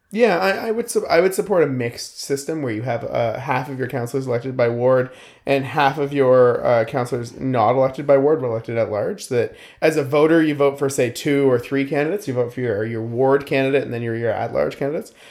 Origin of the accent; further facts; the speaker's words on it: Lower Mainland, British Columbia, Canada; I come from the Lower Mainland